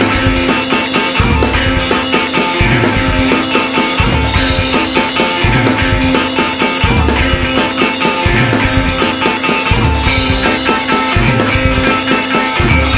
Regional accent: Scotland, United Kingdom; now in England; I just long for Scotland all the time

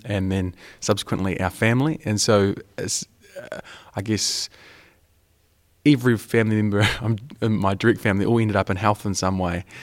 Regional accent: New Zealand; I'm from Aotearoa, New Zealand, um, the bottom of the world.

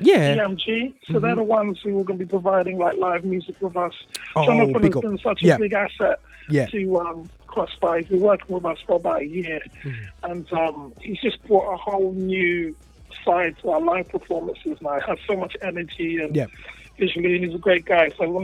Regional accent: Ghana; And me being African myself, I'm from Ghana

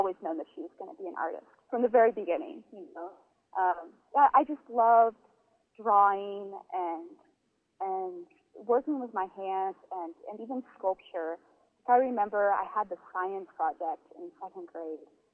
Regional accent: Northern California, United States; moved away as an adult; also born or lived in South Bend, Indiana; now in Mexico; growing up in Northern California

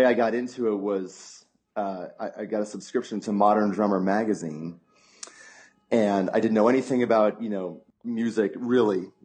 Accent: Denver, Colorado, United States; moved away as an adult; also born or lived in Bloomington, Indiana; Born and raised in Denver. Lived in the same house my whole life until I went to college in Indiana

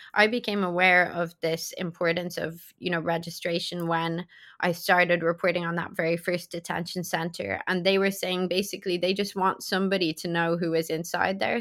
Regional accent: Ireland; I'm European, right? So I'm from Ireland

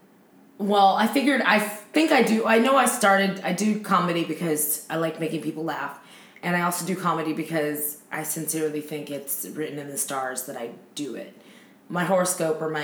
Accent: Torrance, California, United States; also born or lived in Los Angeles, United States; growing up in Torrance

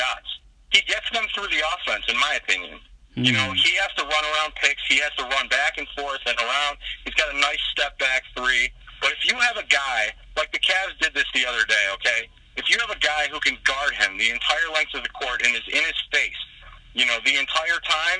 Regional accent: Cleveland, Ohio, United States; I'm from Cleveland

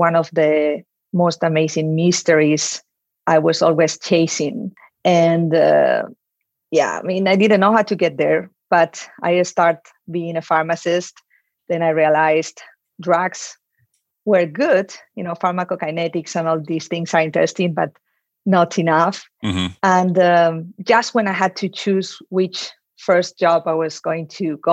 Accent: Madrid, Community of Madrid, Spain; moved away as an adult; also born or lived in United States / Switzerland; I was born in Madrid. And I spent most of my time there

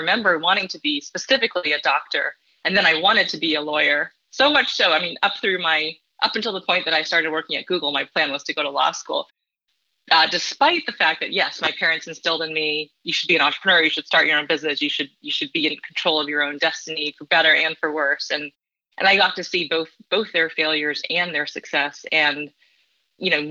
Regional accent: San Diego, California, United States; born or raised there; moved away as an adult; also born or lived in Davenport, Iowa / Bay Area, California; now in Midwest, United States

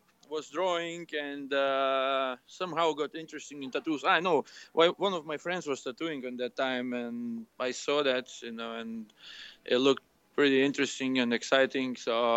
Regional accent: Lithuania; English is a second language; Back in Lithuania. It's my place.

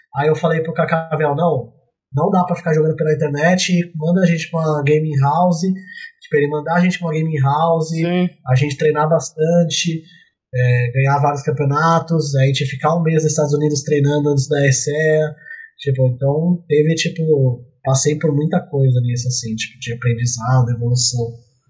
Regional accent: São Paulo, Brazil; moved away as an adult; now in Poland; Eu sou de São Paulo

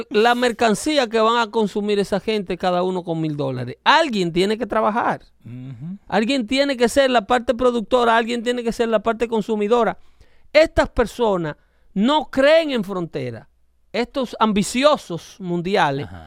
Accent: Dominican Republic; now in United States; yo como dominicano me doy la licencia de hablarle a mi gente así.

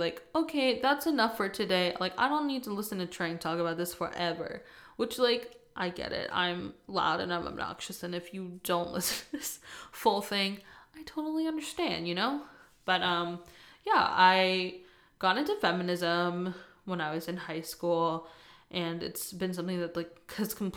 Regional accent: East Coast, United States; moved away as an adult; now in California, United States; I'm originally from the East Coast, and I recently moved to California a couple years ago

